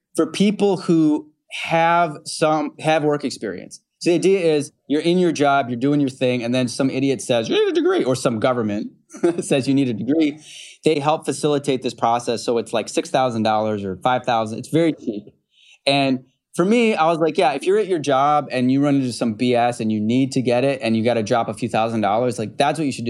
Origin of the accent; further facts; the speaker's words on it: Utica, New York, United States; also born or lived in Rochester, New York; I grew up in, uh, central New York and western New York. So I grew up in Utica, New York. And then Rochester is where I went to high school.